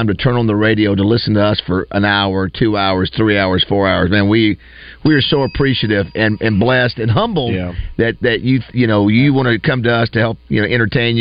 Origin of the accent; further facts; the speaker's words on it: Florida, United States; moved away as an adult; I was from Florida